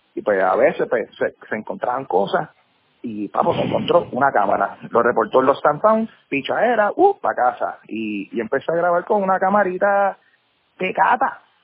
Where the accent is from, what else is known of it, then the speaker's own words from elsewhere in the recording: Carolina, Puerto Rico; also born or lived in Bayamón, Puerto Rico; Yo soy eh, un, joven de puertorriqueño, eh, nacido y criado, bueno, no nací actually, yo nací en Bayamón, pero he sido criado en, Carolina